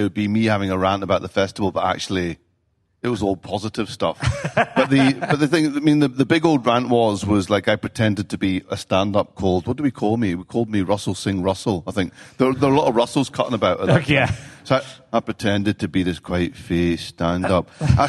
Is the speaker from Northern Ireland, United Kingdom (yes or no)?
no; London, United Kingdom; born there; also born or lived in Scotland; I am Scottish.